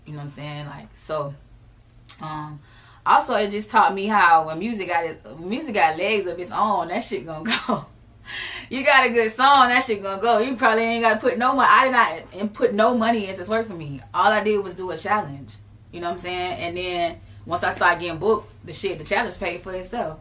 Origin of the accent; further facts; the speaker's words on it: Jacksonville, Florida, United States; I'm from the rawest city in Florida for real. Mm-hmm. Uh, Jacksonville, Florida, Duval County